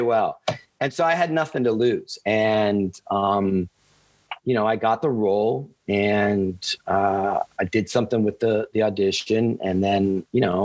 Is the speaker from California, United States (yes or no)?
no; South Florida, United States; also born or lived in Los Angeles, United States; I'm a kid from South Florida